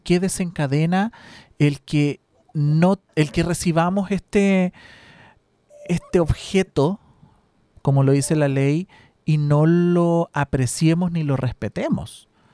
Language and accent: Spanish; Chile